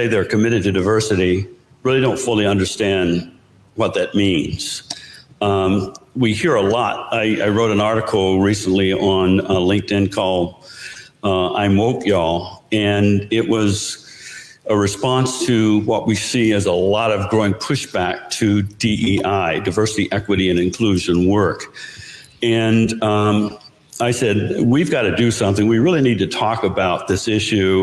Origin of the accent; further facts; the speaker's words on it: North Carolina, United States; moved away; I come from North Carolina. I grew up on a farm.